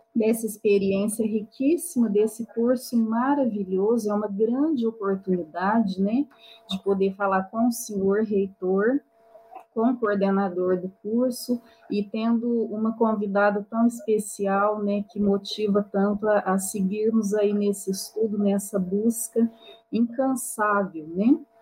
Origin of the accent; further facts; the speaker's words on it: Itirapuã, São Paulo, Brazil; now in Franca, Brazil; eu sou natural de Itirapuã, São Paulo, uma cidadezinha de 5 mil habitantes. No entanto, eu moro em Franca